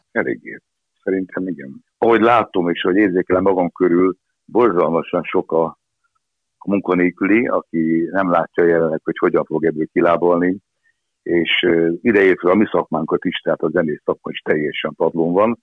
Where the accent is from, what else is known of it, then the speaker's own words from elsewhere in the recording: Budapest, Hungary; also born or lived in Esztergom; Akkor én egy kőbányai gyerek vagyok, kőbányai születtem, és ott is éltem 20 évig, 21 éves koromig